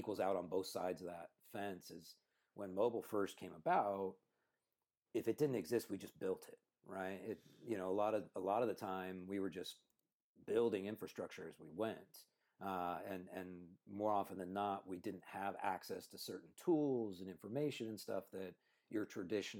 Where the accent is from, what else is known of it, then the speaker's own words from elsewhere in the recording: Cupertino, California, United States; born and raised in Cupertino